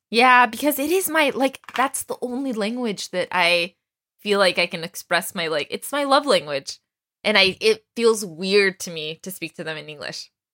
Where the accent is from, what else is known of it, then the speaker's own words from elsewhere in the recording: Texas, United States; I grew up in Texas